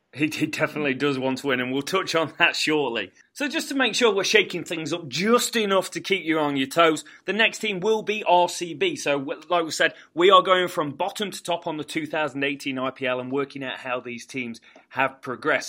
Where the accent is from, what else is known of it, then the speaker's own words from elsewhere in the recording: England, United Kingdom; as Englishman